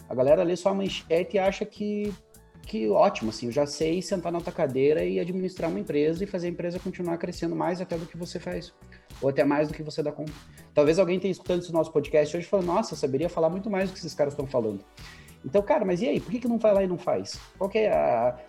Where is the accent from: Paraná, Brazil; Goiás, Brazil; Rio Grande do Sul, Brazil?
Paraná, Brazil; Campo Largo; also born or lived in Curitiba; eu sou nascido e criado em São Silvestre, que é um distrito de, de Campo Largo, aqui na, na, na, na região metropolitana de Curitiba